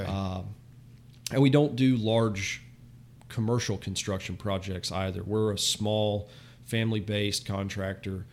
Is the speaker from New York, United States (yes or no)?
no; Florida, United States; also born or lived in Southwest Michigan; I was born and raised in Florida